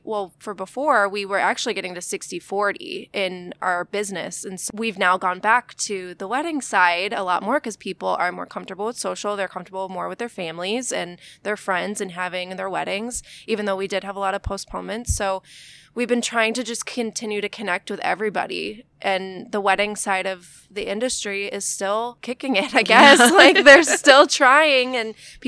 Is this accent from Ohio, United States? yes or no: no; Buffalo, New York, United States; now in Florida, United States; I am from Buffalo.